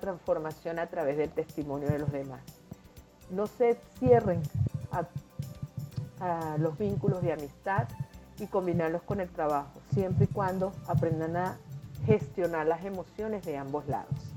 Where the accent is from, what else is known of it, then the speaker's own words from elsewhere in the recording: Venezuela; moved away as an adult; now in Lima, Peru; nací en Venezuela, me crié en Venezuela, me desarrollé en Venezuela